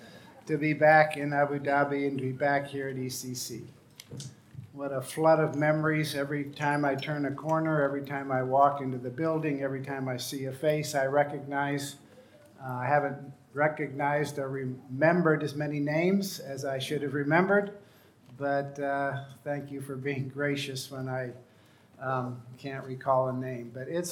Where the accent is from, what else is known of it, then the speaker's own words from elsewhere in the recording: Rift Valley, Kenya; I grew up in Kenya on the edge of the Rift Valley. In front of our house was a perfectly formed volcano or caldera called Mount Longonot.